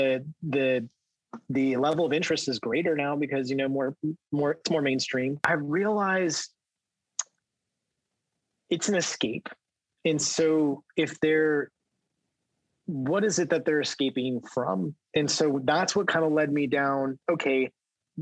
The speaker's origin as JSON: {"language": "English", "region": "Southern California", "country": "United States", "tie": "born or raised there", "said": "I grew up in Southern California"}